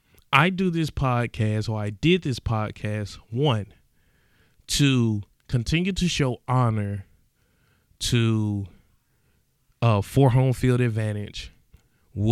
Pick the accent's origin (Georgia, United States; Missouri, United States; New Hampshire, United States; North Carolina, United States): Georgia, United States; East Point; I mind you, I'm skeptical of everything. I'm from East Point, Georgia. I don't trust nothing.